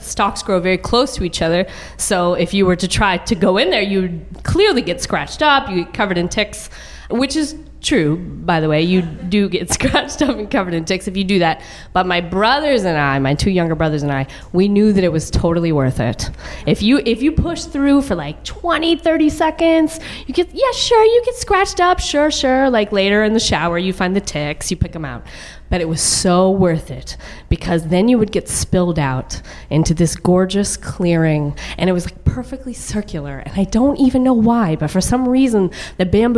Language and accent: English; a suburb of Dallas, Texas, United States; I grew up on the poor side of a very large suburb of Dallas